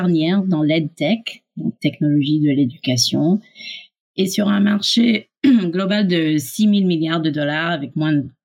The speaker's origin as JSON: {"language": "French", "country": "Canada", "tie": "born or raised there", "also_born_or_lived": "United States", "accent": "French", "lives_now": "France", "said": "Comme tu peux l'entendre, j'ai un petit accent français. Je suis franco-américaine canadienne. J'ai grandi au Canada et aux USA."}